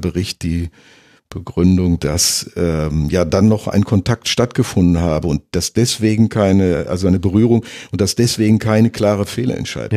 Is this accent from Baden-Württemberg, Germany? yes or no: no; near Schalke, North Rhine-Westphalia, Germany; Ich komme ja aus der Nähe von, mhm. von äh, Schalke